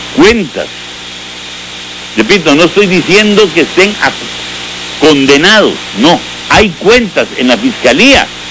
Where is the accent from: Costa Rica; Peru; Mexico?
Costa Rica; nosotros los costarricenses